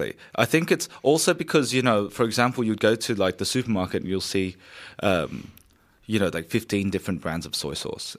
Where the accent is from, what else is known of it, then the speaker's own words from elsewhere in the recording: Sydney, New South Wales, Australia; moved away as an adult; now in Melbourne, Australia; So originally, I'm from Sydney. I moved to Melbourne in two thousand thirteen